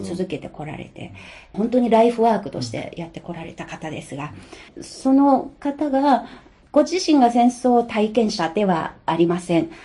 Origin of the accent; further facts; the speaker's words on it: China; 私は中国人ですが